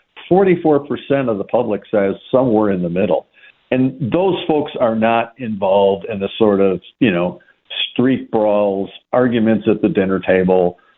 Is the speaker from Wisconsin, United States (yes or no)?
yes; Madison, Wisconsin, United States; Madison, you know, my hometown's famous for this